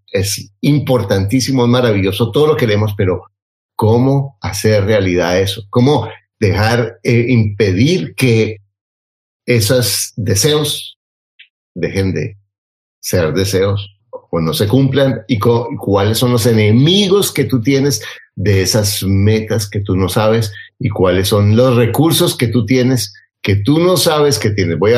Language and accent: Spanish; Mexico; soy empleada, emprendedora, mamá y soy mexicana, sí señor.